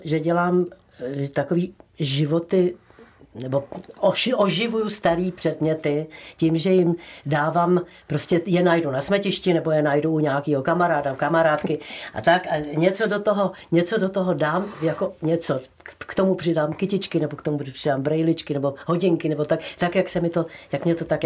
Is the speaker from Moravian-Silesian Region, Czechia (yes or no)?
no; Prague, Czechia; moved away as an adult; now in Nový Jáchymov, Czechia; já jsem sice Pražačka, která je, já jsem se narodila v, na, na Národní sedm, lépe řečeno v poradnici u Apolináře